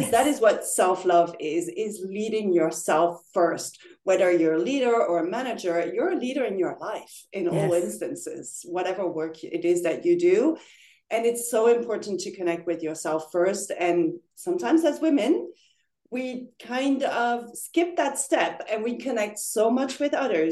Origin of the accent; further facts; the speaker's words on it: Paris, Île-de-France, France; moved away as an adult; also born or lived in Netherlands / Singapore; now in The Hague, Netherlands; I was born and raised in Paris and lived there for 18 years. And then I moved to the Netherlands to study.